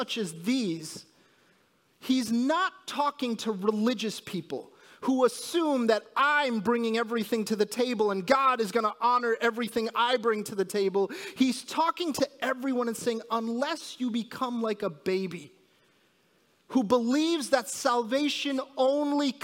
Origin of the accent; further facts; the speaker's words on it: New Jersey, United States; moved away; also born or lived in New York; I was born in New Jersey and, I'm sorry, in New York, and I lived in New Jersey most of my life